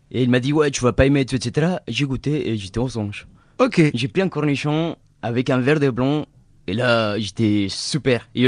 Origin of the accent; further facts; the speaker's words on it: Mexico; French is a second language; now in France; quand je suis allé au Mexique, ils me prenaient pas pour un Mexicain. Ils disaient, mais tu viens de où en fait